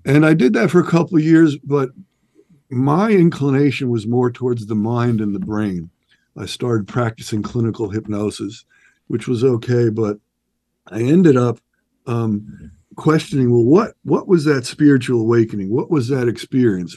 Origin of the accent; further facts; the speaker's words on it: New York, United States; born and raised in New York.